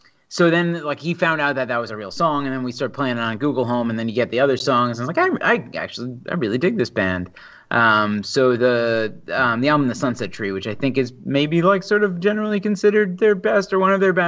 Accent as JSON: {"language": "English", "area": "Long Island", "region": "New York", "country": "United States", "said": "I am very much from Long Island."}